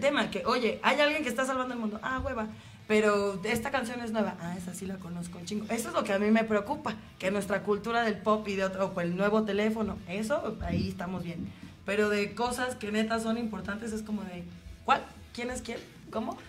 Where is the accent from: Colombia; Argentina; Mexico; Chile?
Mexico; como mexicanos